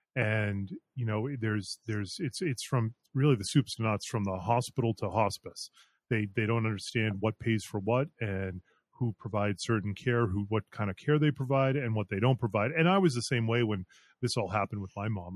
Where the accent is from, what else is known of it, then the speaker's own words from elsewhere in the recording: Concord, Massachusetts, United States; moved away as an adult; also born or lived in Colorado / Florida; I grew up in the area, I grew up in Concord.